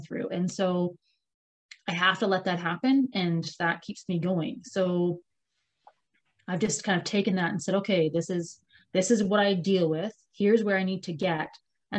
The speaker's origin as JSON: {"language": "English", "region": "Ontario", "country": "Canada", "moved": "yes", "lives_now": "Comox Valley, Canada", "said": "I'm actually from Ontario. So I'm one of those Ontario kids who moved here"}